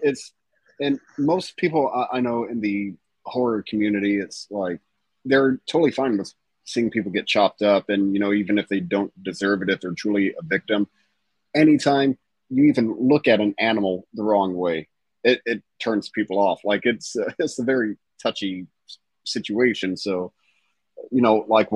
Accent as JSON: {"language": "English", "region": "Southern Indiana", "country": "United States", "said": "I'm from Southern Indiana."}